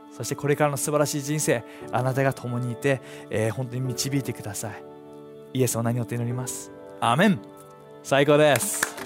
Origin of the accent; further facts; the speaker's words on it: Japan; 日本で生まれ育って